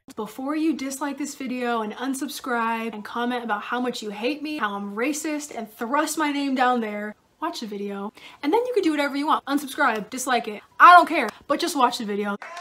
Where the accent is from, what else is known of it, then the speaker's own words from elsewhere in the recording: San Diego, California, United States; moved away as an adult; also born or lived in Idaho; I was born and raised in San Diego in a very liberal town